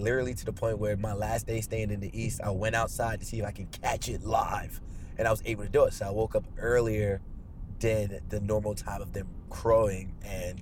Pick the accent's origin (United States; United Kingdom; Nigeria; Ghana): Nigeria; being from Nigeria